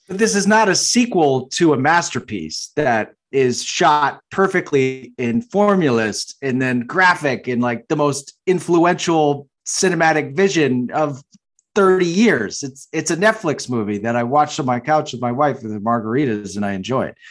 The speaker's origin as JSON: {"language": "English", "region": "Massachusetts", "country": "United States", "said": "I'm from Massachusetts"}